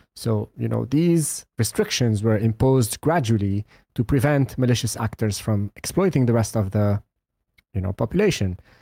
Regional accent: Lebanon; I come from Lebanon.

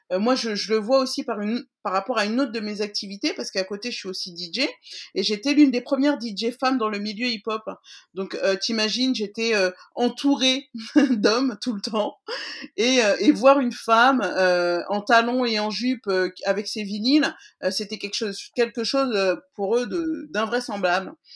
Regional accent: France; je suis née en France, mais que oui, que nous sommes maliens.

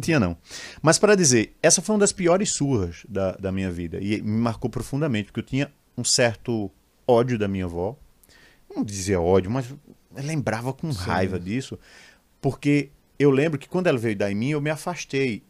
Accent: Limoeiro, Pernambuco, Brazil; eu sou de Limoeiro, interior do estado de Pernambuco, 70 quilômetros da capital.

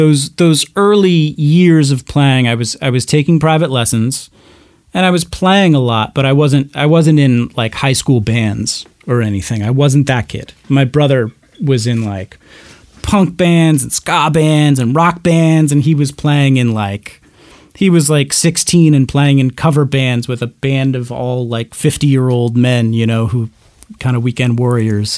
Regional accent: Arizona, United States; also born or lived in Burns, Oregon / Walla Walla, Washington; I mostly grew up in Arizona

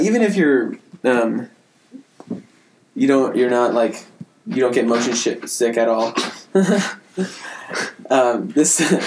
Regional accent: Seattle, Washington, United States; We're both from Seattle

